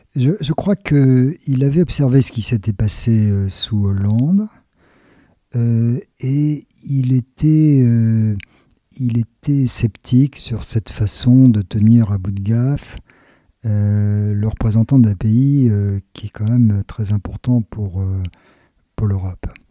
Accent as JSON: {"language": "French", "country": "France"}